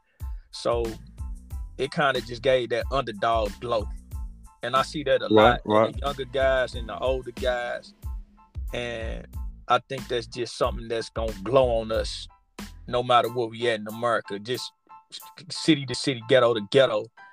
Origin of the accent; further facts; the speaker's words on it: St. Louis, Missouri, United States; growing up in St. Louis